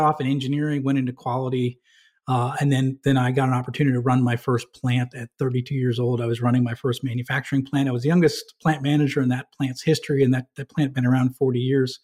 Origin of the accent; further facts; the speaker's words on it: New Hampshire, United States; moved away; I grew up in New Hampshire